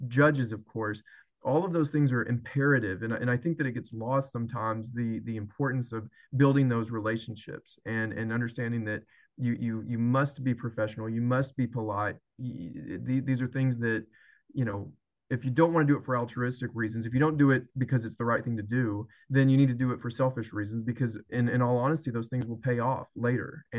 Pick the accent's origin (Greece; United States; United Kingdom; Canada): United States; Athens, Texas; also born or lived in Tyler, Texas / Austin, Texas; where I'm from Athens, Texas